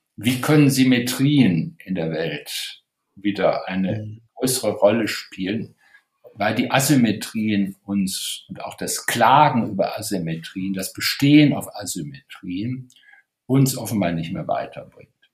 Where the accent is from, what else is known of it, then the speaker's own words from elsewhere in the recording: Wuppertal, North Rhine-Westphalia, Germany; ich bin in Wuppertal geboren